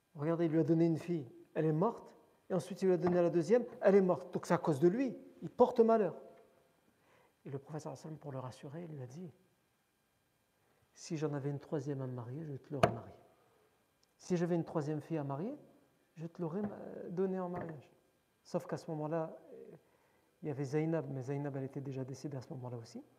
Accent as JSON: {"language": "French", "country": "France", "tie": "born or raised there", "said": "on est né en France, on a grandi en France."}